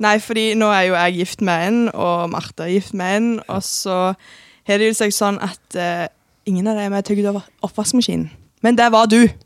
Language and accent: Norwegian; Norway; fra Vigerstad